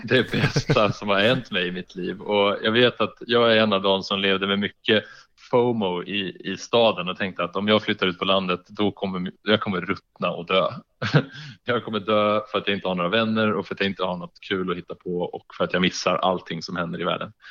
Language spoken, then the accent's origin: Swedish; Järna, Stockholm County, Sweden; moved away; där jag kommer ifrån, i Järna utanför Stockholm